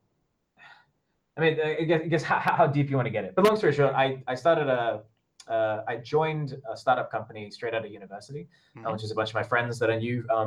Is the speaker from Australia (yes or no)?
yes; Brisbane, Queensland, Australia; moved away as an adult; now in Shenzhen, China; going back to Brisbane and just sort out what I was doing back in sort of my hometown